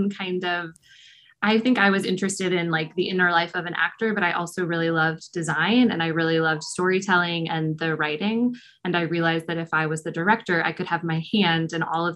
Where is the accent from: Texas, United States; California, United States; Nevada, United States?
Texas, United States; Austin; I'm from Austin. I went to Kiker Elementary. I grew up in Circle C in South Austin